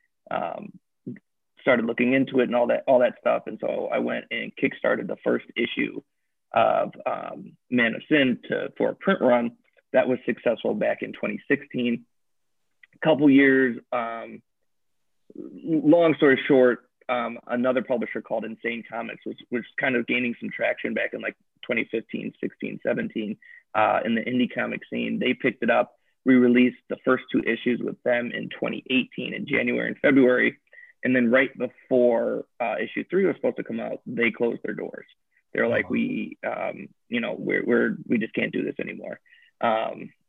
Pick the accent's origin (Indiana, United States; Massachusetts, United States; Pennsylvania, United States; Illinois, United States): Illinois, United States; Chicago; I'm from Chicago. I'm a writer and creator out here